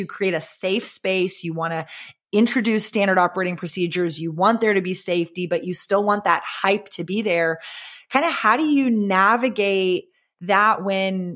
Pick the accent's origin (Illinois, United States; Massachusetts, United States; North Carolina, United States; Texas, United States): Texas, United States; Austin; I grew up in Austin